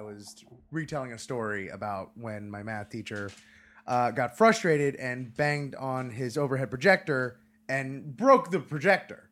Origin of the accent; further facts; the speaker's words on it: Hollywood, Florida, United States; my hometown of Hollywood, Florida